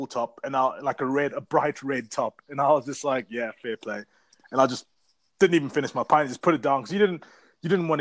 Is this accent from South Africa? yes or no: yes; South Africa; now in London, United Kingdom; I'm from South Africa, but I live here in London.